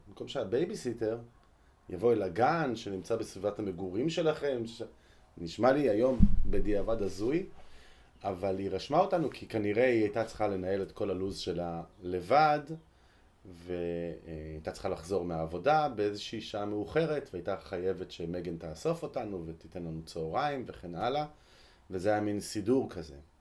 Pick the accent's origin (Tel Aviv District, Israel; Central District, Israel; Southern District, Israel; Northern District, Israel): Central District, Israel; Ra'anana; אני גדלתי ברעננה